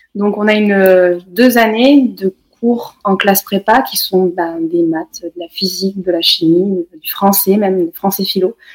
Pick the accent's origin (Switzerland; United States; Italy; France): France; Cantal, near Saint-Flour, Auvergne-Rhône-Alpes; now in Haute-Savoie, France; je suis née dans le Cantal, à côté de saint four